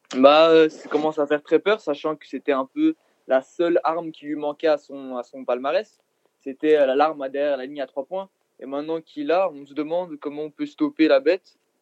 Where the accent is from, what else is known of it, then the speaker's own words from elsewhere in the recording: Belgium; je suis belge